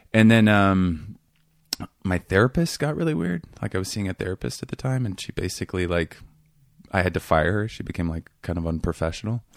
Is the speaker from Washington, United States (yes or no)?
yes; Seattle, Washington, United States; moved away; I grew up in this neighborhood called Queen Anne